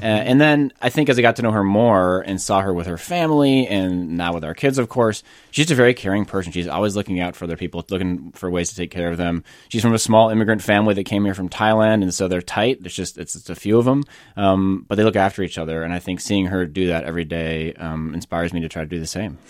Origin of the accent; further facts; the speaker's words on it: Northfield, Minnesota, United States; moved away as an adult; also born or lived in California; I grew up in the Midwest